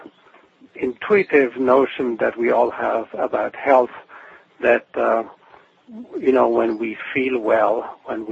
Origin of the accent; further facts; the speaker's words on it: Switzerland; moved away as an adult; now in Portland, United States; I'm originally from Switzerland. I now live in Portland, Oregon, but I grew up in Switzerland